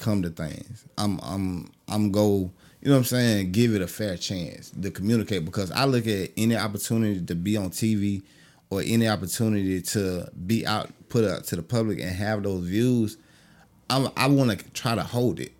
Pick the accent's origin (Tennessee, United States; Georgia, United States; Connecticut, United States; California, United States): Georgia, United States; Augusta; also born or lived in Jacksonville, Florida; I'm from Augusta, Georgia.